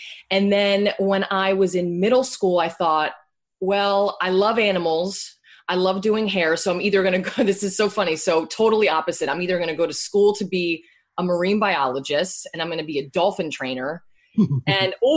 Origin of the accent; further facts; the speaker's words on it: Bethlehem, Pennsylvania, United States; moved away as an adult; also born or lived in West Palm Beach, Florida / Allentown, Pennsylvania; I grew up in Bethlehem, Pennsylvania. That's where I'm from